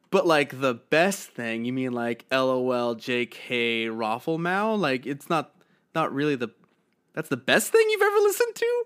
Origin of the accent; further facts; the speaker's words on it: New Jersey, United States; My family is from Eastern Europe, and I grew up in New Jersey